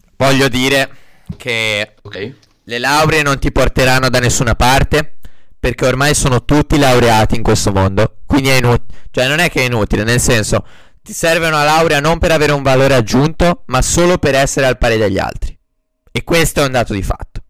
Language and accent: Italian; Sarzana, Liguria, Italy; moved away as an adult; now in Bologna, Italy; sono di Sarzana